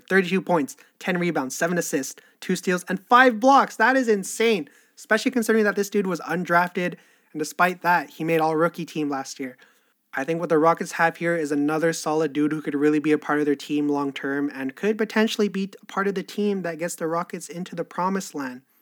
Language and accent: English; Canada; I'm Canadian